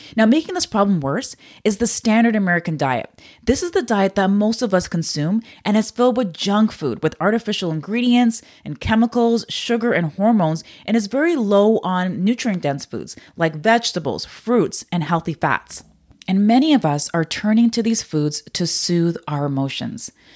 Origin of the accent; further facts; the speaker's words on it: Canada; I'm Canadian